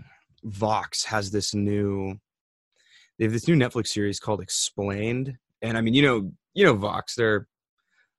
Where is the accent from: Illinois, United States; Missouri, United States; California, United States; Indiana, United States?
California, United States; San Francisco Bay Area; moved away as an adult; also born or lived in Oregon; now in Seattle, United States; Where I'm from, I grew up in the San Francisco Bay Area